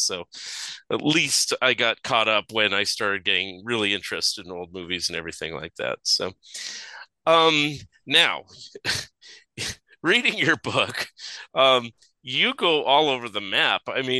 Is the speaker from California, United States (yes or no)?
yes; Saratoga, California, United States; also born or lived in San Jose; I grew up in San Jose Bay Area. I was born in San Jose, grew up in Saratoga